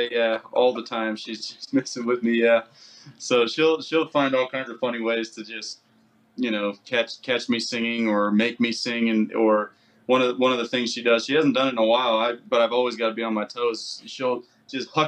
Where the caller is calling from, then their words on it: Salt Lake City, Utah, United States; Uh, so we're in Salt Lake City.